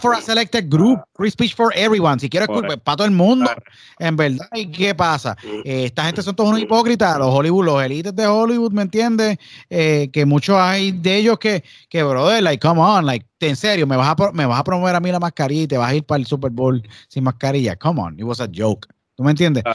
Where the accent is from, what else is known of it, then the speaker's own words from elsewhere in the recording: Puerto Rico; soy puertorriqueño, todos los que estamos aquí somos puertorriqueños